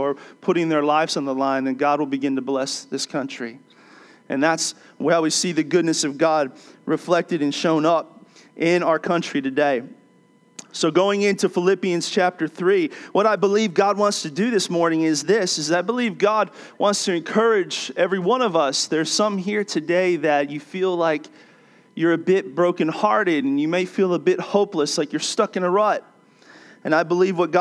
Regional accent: D.C., Maryland, United States; I grew up in Maryland, outside of Washington, D.C.

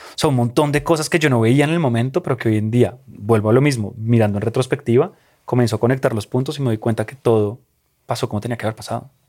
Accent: Colombia; mi país y a, sí, de donde soy

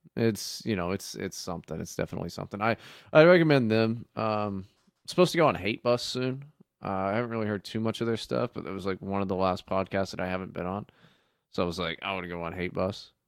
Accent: West Virginia, United States; when I was growing up in West Virginia

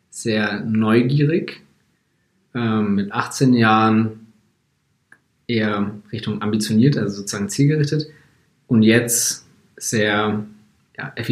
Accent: Munich, Bavaria, Germany; ich bin eigentlich in München aufgewachsen, also Münchner Junge. Ähm, und ganz normal Abitur gemacht hier auch.

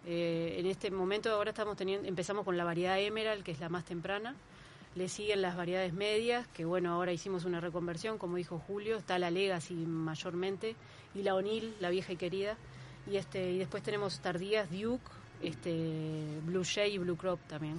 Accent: Montevideo, Uruguay; vengo de Colón, del barrio Colón, de Montevideo

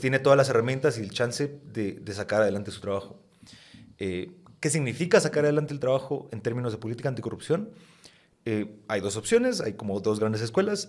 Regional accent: Guatemala; yo soy guatemalteco

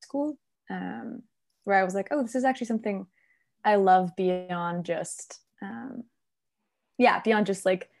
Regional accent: Saskatoon, Saskatchewan, Canada; moved away as an adult; now in Vancouver, Canada; I grew up in the prairies

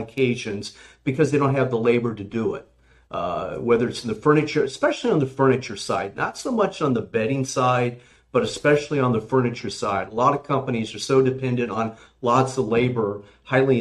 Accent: California, United States; now in Virginia, United States; I'm from California

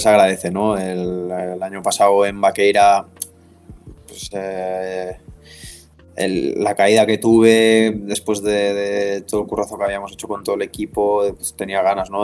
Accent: Les, Catalonia, Spain; en Viella o en Les, que es mi pueblo

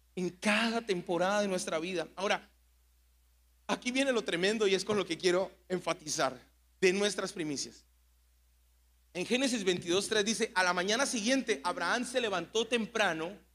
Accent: Mexico

